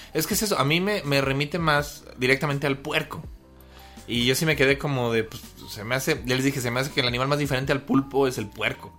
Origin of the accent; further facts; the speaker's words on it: Mexico; como mexicanos